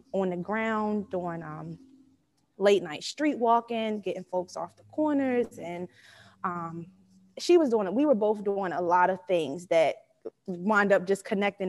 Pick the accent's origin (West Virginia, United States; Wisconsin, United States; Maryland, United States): Maryland, United States; Baltimore; I am from Baltimore, Maryland, born and raised in Baltimore from Park Heights